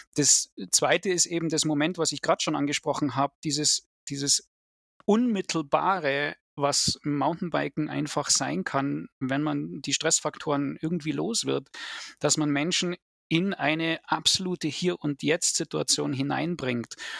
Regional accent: Germany; hier bei uns in Deutschland

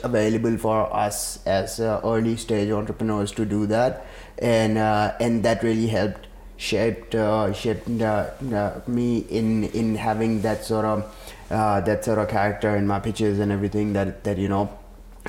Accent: Karachi, Sindh, Pakistan; now in Australia; I'm from Karachi originally, Pakistan. So we pretty much had water issues all our lives.

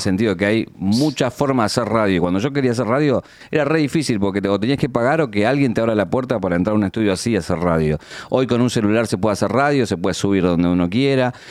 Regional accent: Isidro Casanova, Buenos Aires Province, Argentina; de un barrio nada humilde de Isidro Casanova y donde fui creciendo, donde hice la primaria en el colegio público, la secundaria en San Justo

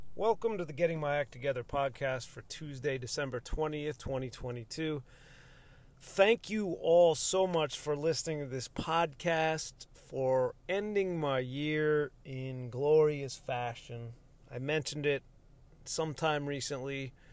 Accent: United States; my own Americanness is just as fucking American as anyone else's

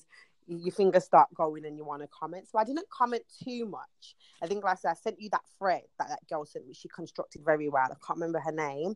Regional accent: Birmingham, West Midlands, United Kingdom; We used to have the Birmingham Carnival, which was the thing that we saw, we went to, and then growing up, I wanted to be involved

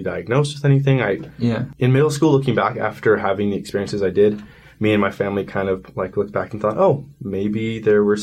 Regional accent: California, United States; I'm from California

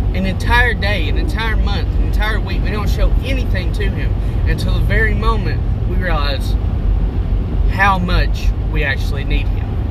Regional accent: United States; My nationality is an American

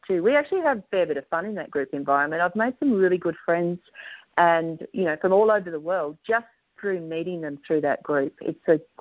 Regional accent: Australia; accent: Aussie; The Americans, when I say it, tend to mix up my Aussie accent

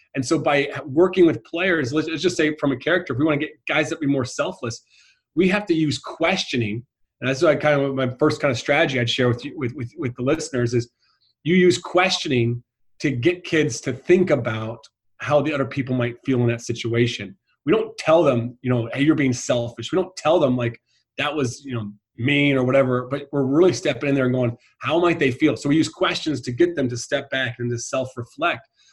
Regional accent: United States; moved away as an adult; also born or lived in Ireland; being an American over there was quite popular

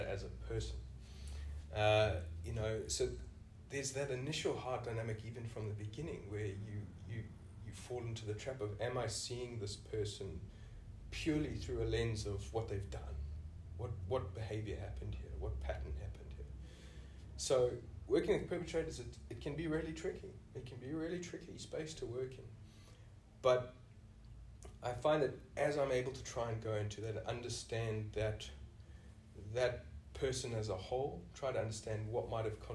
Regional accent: South Africa; moved away as an adult; now in Australia; you can hear from the accent, I'm originally from South Africa.

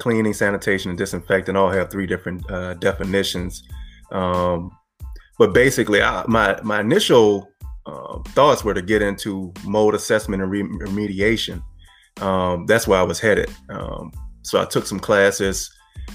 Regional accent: Franklin, Louisiana, United States; moved away as an adult; also born or lived in Houston, Texas; now in New Orleans, United States; I'm originally from Franklin, Louisiana. It's a little small town, 90 miles south of New Orleans

